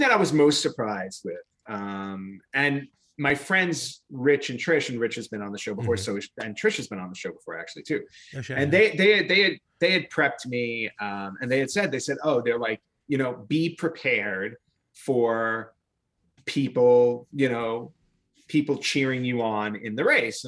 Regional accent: New York, United States; moved away; I grew up in New York

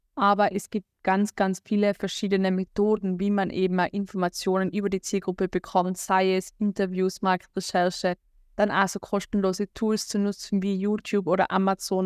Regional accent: Austria; accent: Austrian; komme aus Österreich, wie man unschwer überhören kann an meinem Dialekt

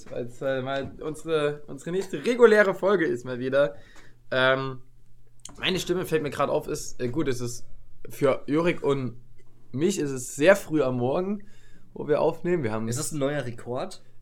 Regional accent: Paderborn, North Rhine-Westphalia, Germany; weil wir kommen ja aus Paderborn

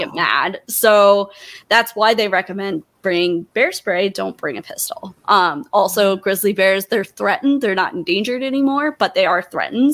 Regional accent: Montana, United States; I'm in Montana in my hometown.

